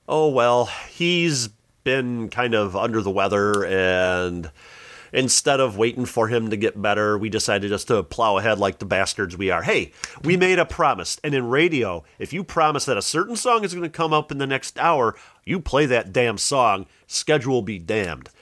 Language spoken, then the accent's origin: English; Joliet, Illinois, United States; my hometown of Joliet